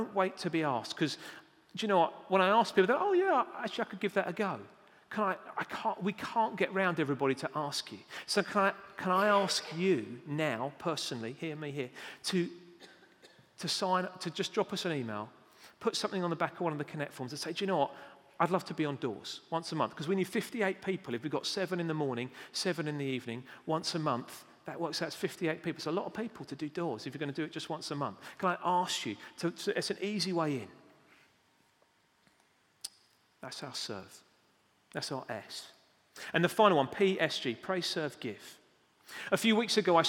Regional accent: United Kingdom; We're British

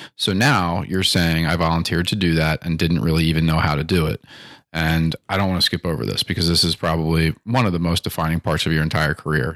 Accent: Timonium, Maryland, United States; I grew up in Timoni and Maryland

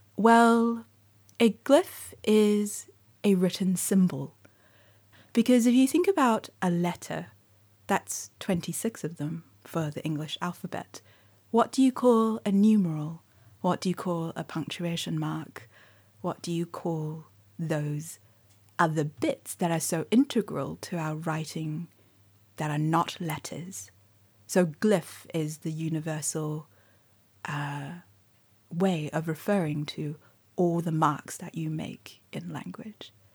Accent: New Zealand; born or raised there; first language Mandarin; English is a second language

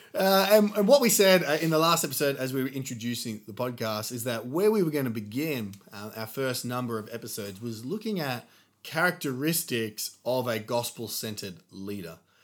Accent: Australia; growing up in Australia, I think we thought we were humble because we talked ourselves down a lot

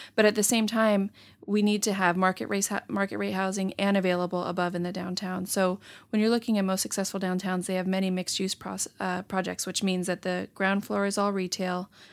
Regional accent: San Diego, California, United States; moved away as an adult; now in Stockton, United States; I'm from San Diego, grew up near the beach, so felt a little landlocked at first when I came up here

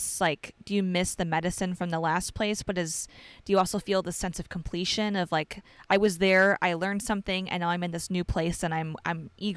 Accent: Chicago, Illinois, United States; moved away as an adult; also born or lived in Georgia / Denver, Colorado / Nevada; now in Dallas, United States; Like both of us were born and raised in the Chicago area in Illinois. So very Midwest. And then I lived in Georgia for a period of time, just a short period, and then in Denver, Colorado, then Nevada for 10 years.

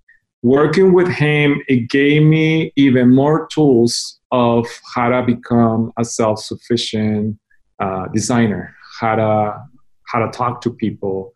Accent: Mazatlán, Sinaloa, Mexico; moved away as an adult; also born or lived in United States / Japan; now in Guadalajara, Mexico; I was born in Mazatlán, Mexico, and I decided to, well, I didn't decide it, my parents decided to put me in a Catholic school, and I did my elementary, junior high and high school

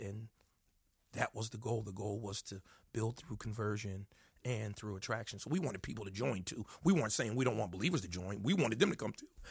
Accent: Paterson, New Jersey, United States; also born or lived in Camden, New Jersey; I was born in Paris, New Jersey, which is North Jersey, close to Manhattan.

